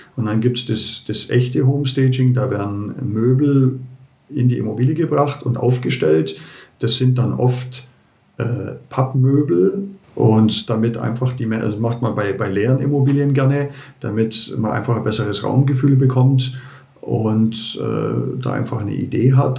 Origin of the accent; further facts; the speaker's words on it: Germany; bei uns in Deutschland